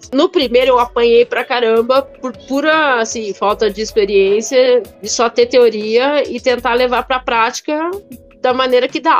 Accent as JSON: {"language": "Portuguese", "country": "Italy", "tie": "born there", "second_language": "Portuguese", "said": "Ué, eu nasci na Itália, falo francês, inglês e, e mal, mais ou menos o português, ainda é pra escolher."}